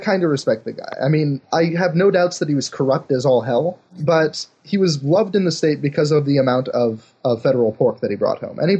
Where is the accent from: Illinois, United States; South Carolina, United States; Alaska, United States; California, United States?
Alaska, United States; Fairbanks; moved away as an adult; now in Seattle, United States; I was born in Alaska, like my father before me.